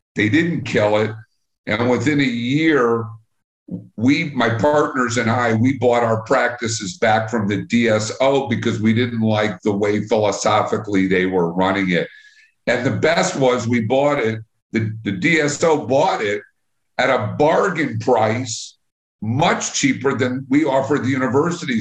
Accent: Long Island, New York, United States; moved away as an adult; now in Chicago, United States; So I really grew up on Long Island. Went to high school on Long Island

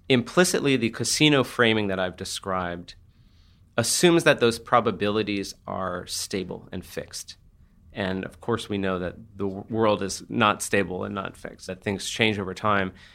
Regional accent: New Jersey, United States; now in San Francisco, United States; I grew up in New Jersey

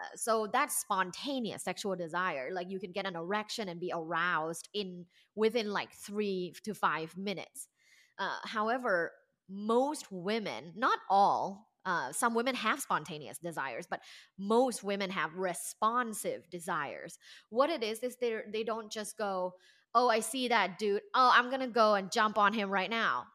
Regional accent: Thailand; moved away as an adult; now in Los Angeles, United States; I am originally from Thailand.

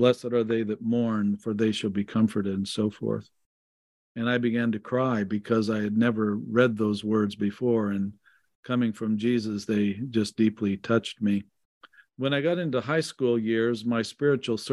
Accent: Wichita, Kansas, United States; I grew up in the Orthodox Church in Wichita, Kansas.

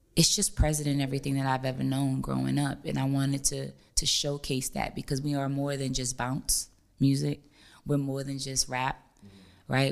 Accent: New Orleans, Louisiana, United States; I'm from New Orleans

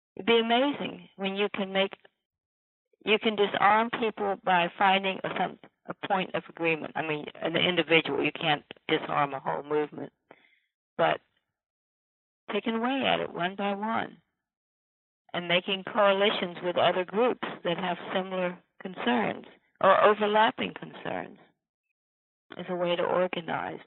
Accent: Virginia, United States; my own Virginia

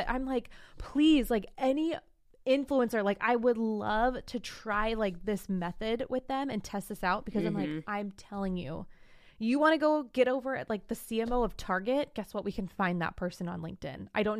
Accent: Morgan Hill, California, United States; Realistic would actually be in my hometown of Morgan Hill, California. Whoop, whoop. I don't live there now, but my hometown.

